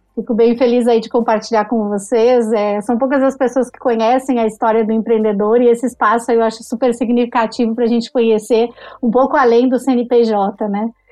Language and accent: Portuguese; Caxias do Sul, Rio Grande do Sul, Brazil; moved away as an adult; also born or lived in Porto Alegre; now in São Paulo, Brazil; sou de Caxias do Sul. Fiz todo o meu primeiro, segundo grau lá, estudei lá, e aí me mudei para Porto Alegre, foi onde eu também morei desde os 16 anos